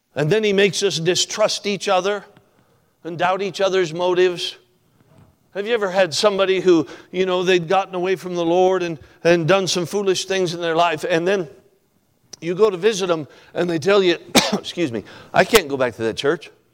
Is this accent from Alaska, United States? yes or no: yes; Alaska, United States; also born or lived in Franklin, Kentucky; We're from Alaska, of course. I spent all my life in Alaska.